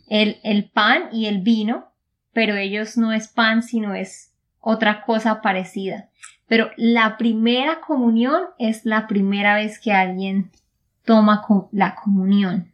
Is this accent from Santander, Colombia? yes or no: yes; Santander, Colombia; de Santander, Colombia